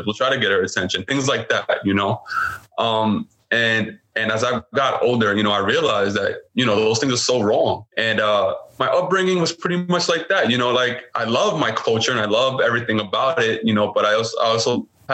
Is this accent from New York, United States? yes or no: yes; New York City, New York, United States; I was born and raised in Brooklyn, New York